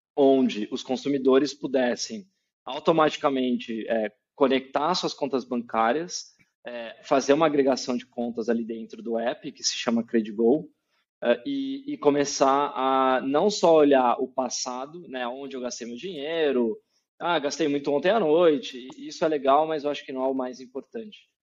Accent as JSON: {"language": "Portuguese", "town": "Campinas", "region": "São Paulo", "country": "Brazil", "tie": "born or raised there", "moved": "as an adult", "lives_now": "São Paulo, Brazil", "said": "Eu tô aqui em São Paulo agora, mas eu sou de Campinas, interior de São Paulo. É, cresci lá, né? Dos, até os 18 anos eu morei em Campinas"}